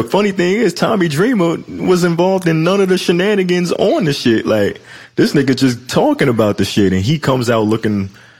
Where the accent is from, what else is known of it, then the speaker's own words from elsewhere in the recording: Detroit, Michigan, United States; I'm from Detroit. I tell her all